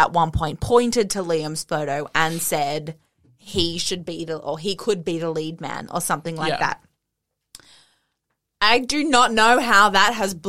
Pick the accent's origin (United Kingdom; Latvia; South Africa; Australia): Australia